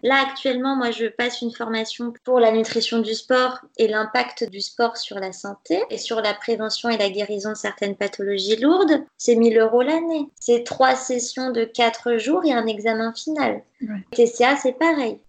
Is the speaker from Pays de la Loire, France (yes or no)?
yes; Nantes, Pays de la Loire, France; Je suis née à Nantes, j'ai fait mes études ici, j'ai mon appart, mon travail, ma vie. Je suis euh, originaire de Nantes